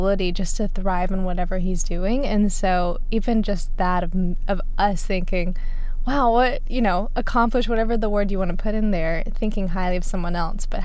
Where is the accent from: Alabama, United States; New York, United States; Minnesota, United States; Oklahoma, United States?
Alabama, United States; we're from Alabama